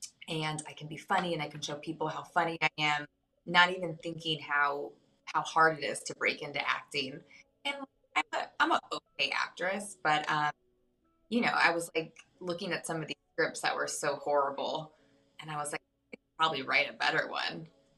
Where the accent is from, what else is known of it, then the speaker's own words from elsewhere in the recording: Claremont, California, United States; now in Pasadena, United States; I'm from all over, but I've lived my whole life in Southern California. I grew up in the Inland Empire, up in Claremont, and now I live in Pasadena.